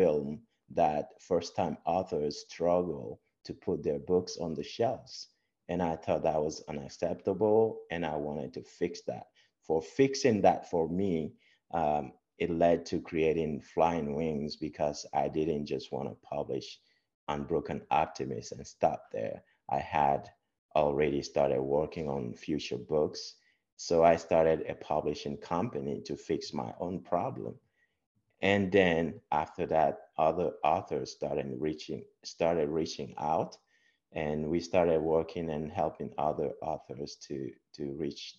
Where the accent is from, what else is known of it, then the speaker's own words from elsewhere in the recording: Togo; moved away as an adult; also born or lived in Texas / Papillion, Nebraska; now in United States; I was born in Togo. Togo is a beautiful country in West Africa along the ocean, the Atlantic Ocean. And I was born there, grew up from a humble start